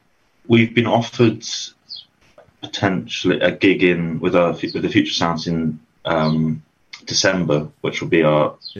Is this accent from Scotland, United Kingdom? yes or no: no; Telford, West Midlands, United Kingdom; then we're from Telford